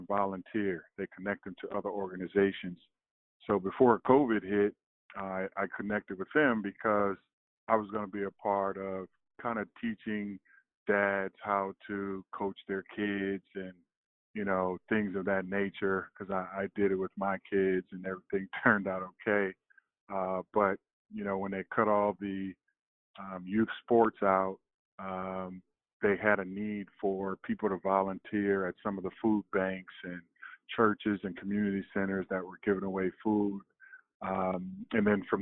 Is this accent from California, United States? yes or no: yes; Oakland, California, United States; moved away as an adult; I moved back to my hometown, the Bay Area in Oakland, California